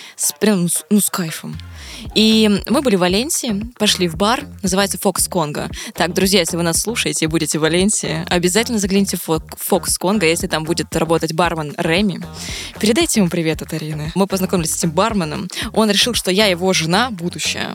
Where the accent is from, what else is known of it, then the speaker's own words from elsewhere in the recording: Vladivostok, Primorsky Krai, Russia; я просто из Владивостока